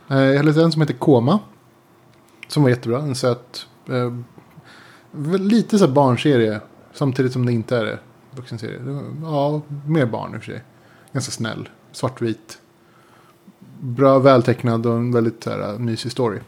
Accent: Sweden; jag kommer från Sverige.

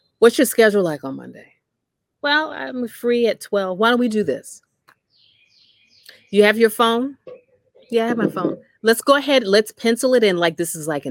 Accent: New Jersey, United States; I'm from New Jersey

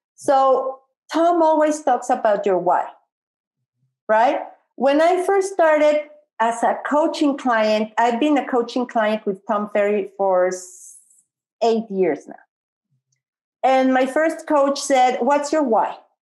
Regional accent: Mexico City, Mexico; I'm from Mexico City.

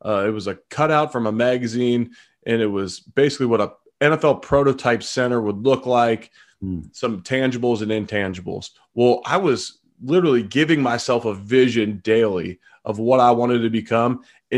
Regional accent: Cincinnati, Ohio, United States; I'm originally from Cincinnati.

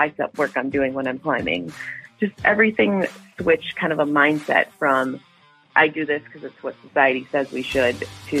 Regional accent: Michigan, United States; I'm from Michigan.

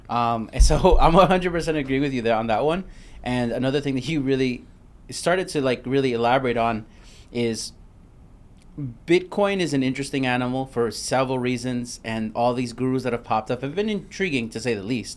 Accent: New York City, New York, United States; moved away; I'm from Brooklyn

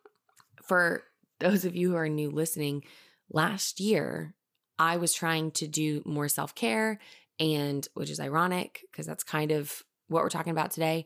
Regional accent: Texas, United States; We're two friends from Texas

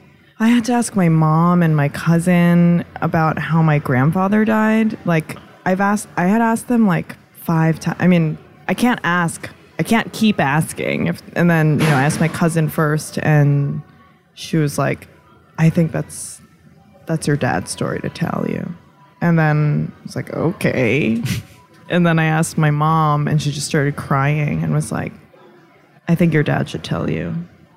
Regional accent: United States; maybe it's just because we're so American

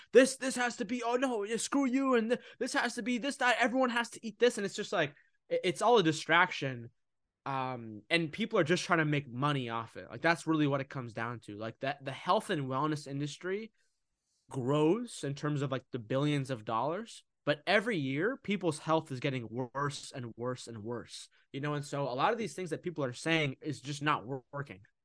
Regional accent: United States; I'm originally from Egypt. I was born here in America, but I'm Egyptian.

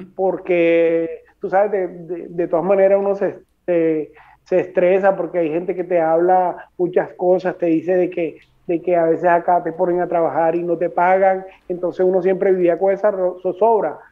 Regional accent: Colombia; moved away as an adult; now in Madrid, Spain; salí de, de Bogotá el 30 de octubre llegué acá a Madrid el 31

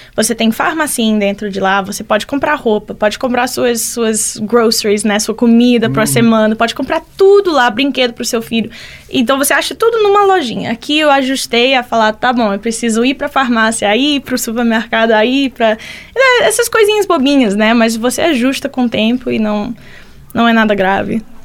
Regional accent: Orlando, Florida, United States; Portuguese is a second language; moved away as an adult; also born or lived in Miami; now in Lavras, Brazil; eu sou dos Estados Unidos, veio de Orlando, se mudei aqui para Lavras três meses atrás.

